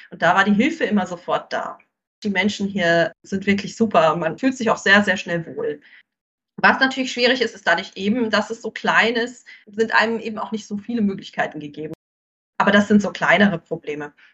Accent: South Africa; now in Mauritius; Es ist ganz toll, Mauritius und ich merke auch viele andere afrikanische Länder, ich komme ja auch aus Südafrika, sind sehr stark auf Basel fixiert.

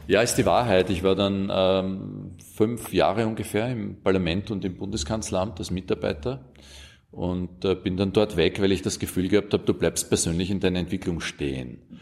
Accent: Austria; bei uns in Österreich

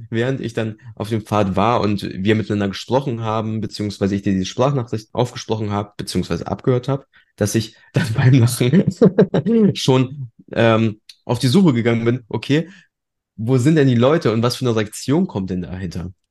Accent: Germany; also born or lived in Poland; als Einzelkind groß geworden und wir sind schon, als ich noch relativ jung war, also mit 13 Monaten, sind wir damals aus Polen hierher gekommen.

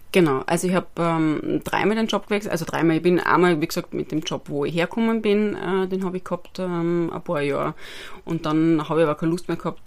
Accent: Styria, Austria; moved away as an adult; also born or lived in Vienna; ich bin gebürtige Steuerin

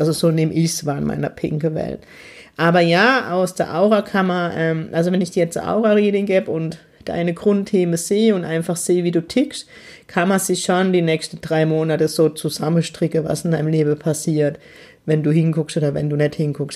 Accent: Heidelberg, Baden-Württemberg, Germany; in meiner Heimatstadt Heidelberg

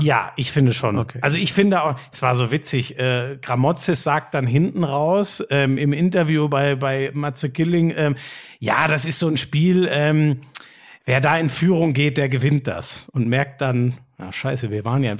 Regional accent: North Rhine-Westphalia, Germany; moved away; es ist meine alte Heimat da, NRW

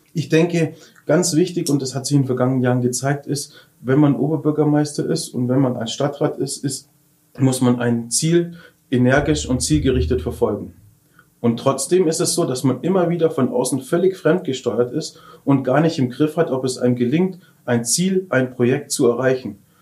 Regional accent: Lindau, Bavaria, Germany; meine Heimatstadt

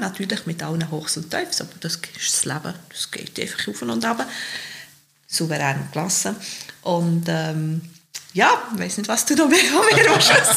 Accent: Bern, Switzerland; ich bin Geboren mit der Stadt Bern, bin aufgewachsen im Spittwacher, Victoria, also wirklich mit der Stadt Bern, als Kind auf dem Trottwar gespielt

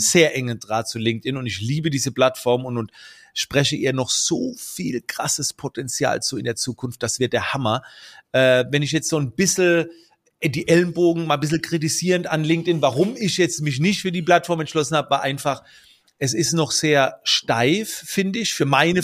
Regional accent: Germany; also born or lived in United States; I'm from Germany.

